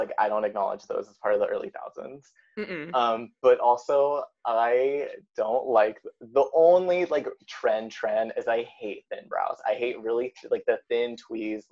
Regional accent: Anaheim, California, United States; I'm also from Anaheim

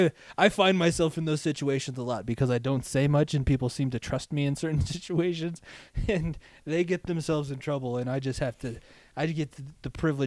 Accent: Thornton, Colorado, United States; I was passing like all the old baseball fields that I used to practice at when I was growing up. All of the places that we spent like most of my childhood before we moved from Thornton to here.

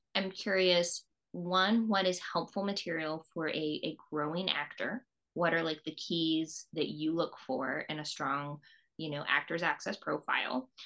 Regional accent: East Coast, United States; moved away; also born or lived in Virginia; I grew up on the East Coast

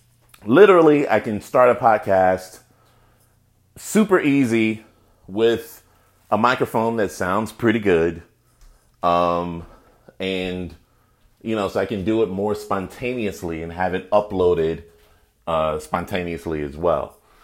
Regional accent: Chicago, Illinois, United States; I am from Chicago, and so is Mr. Obama.

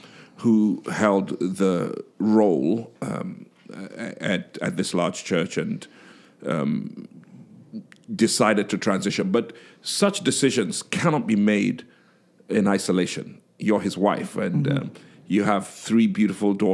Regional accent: Nigeria; I am Nigerian

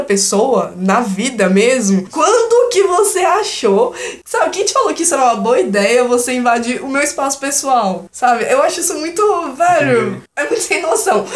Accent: Brazil; eu sou brasileira, sabe? Sempre morei aqui, nunca morei fora

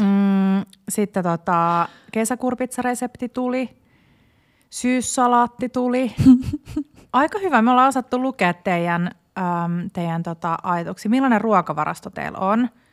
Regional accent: Porvoo, Uusimaa, Finland; moved away; mun vanhan kotikaupunkini Porvoon

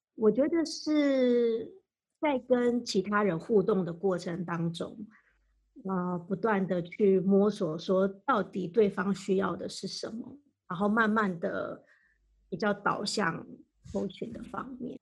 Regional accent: Taiwan; moved away as an adult; also born or lived in Maryland, United States; now in United States; 我来自台湾

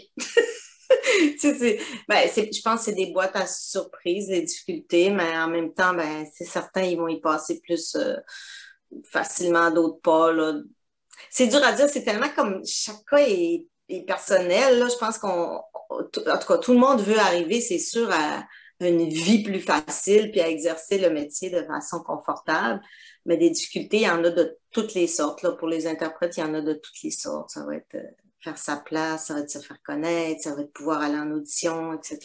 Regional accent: Quebec, Canada; moved away as an adult; now in Guadeloupe; ça fait donc 21 ans que je suis partie du Québec

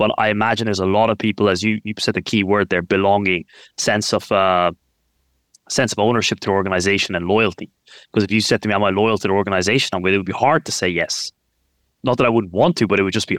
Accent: Ireland; now in London, United Kingdom; I grew up in Ireland

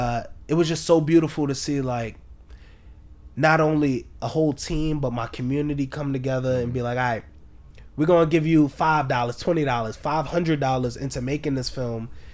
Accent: New York City, New York, United States; I'm from, I'm born and raised in Harlem.

